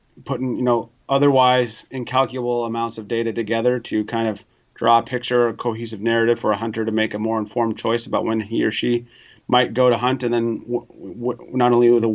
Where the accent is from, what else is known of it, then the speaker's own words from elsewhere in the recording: North Dakota, United States; I'm originally from North Dakota, and they're not getting the rain out there that they want right now.